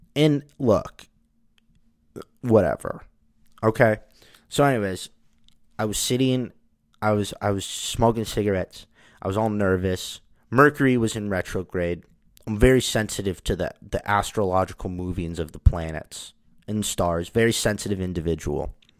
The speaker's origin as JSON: {"language": "English", "country": "United States", "said": "I'm an American"}